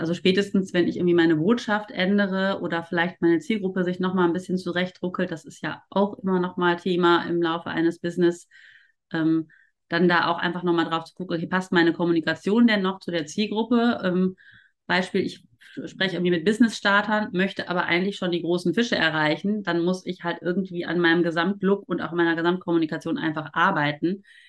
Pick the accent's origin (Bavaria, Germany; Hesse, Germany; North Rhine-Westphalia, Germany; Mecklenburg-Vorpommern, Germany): North Rhine-Westphalia, Germany; Ruhr area; also born or lived in Cologne; ich komme tatsächlich ja auch aus dem Ruhrpott